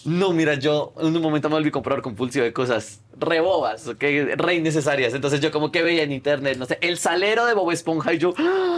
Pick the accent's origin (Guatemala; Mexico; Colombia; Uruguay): Colombia; moved away; yo soy de Colombia.